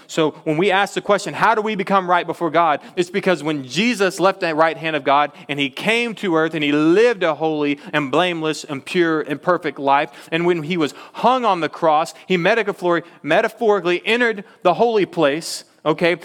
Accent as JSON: {"language": "English", "region": "Texas", "country": "United States", "said": "I'm from Texas"}